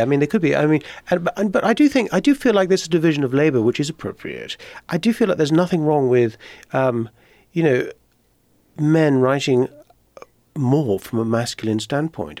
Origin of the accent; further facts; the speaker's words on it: Netherlands; also born or lived in Ireland; now in United States; my father's Irish, I was born in Ireland, but my, but I grew up mainly in Holland